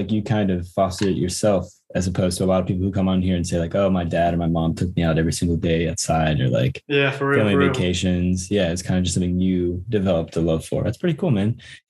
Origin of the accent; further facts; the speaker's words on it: United States; I'm not white. I'm American.